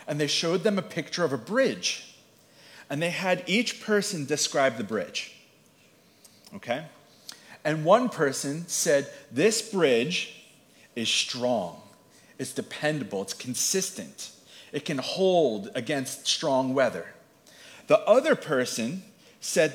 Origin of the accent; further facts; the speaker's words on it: Long Beach Island, New Jersey, United States; I was raised Lutheran down in Long Beach Island